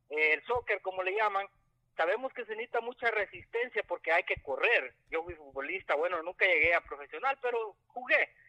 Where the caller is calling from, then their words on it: Houston, Texas, United States; soy acá de Houston, Texas.